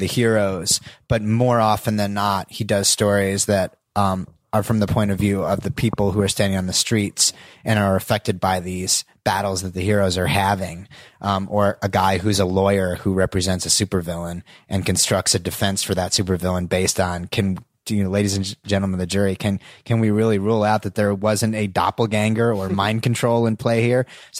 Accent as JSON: {"language": "English", "region": "New Jersey", "country": "United States", "tie": "born or raised there", "said": "I grew up in Northern New Jersey, and we used to go into Forbidden Planet, every other week in the village"}